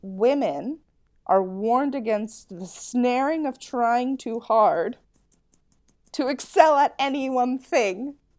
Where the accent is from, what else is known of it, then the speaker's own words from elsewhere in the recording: United States; as an American